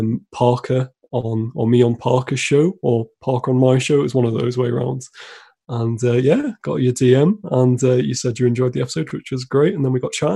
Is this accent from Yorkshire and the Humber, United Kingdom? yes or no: yes; Harrogate, Yorkshire and the Humber, United Kingdom; called Harrogate in North Yorkshire in England. And it's actually where I'm still based.